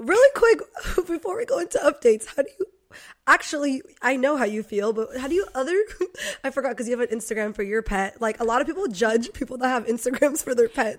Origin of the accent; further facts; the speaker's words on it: Poway, California, United States; I grew up in Poway